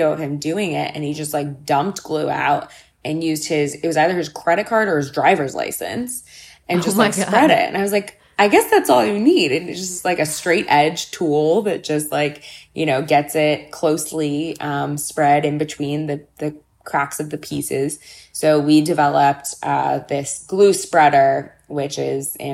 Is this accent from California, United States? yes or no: yes; Los Angeles, California, United States; I grew up in Los Angeles, and my mother worked in arts education my entire life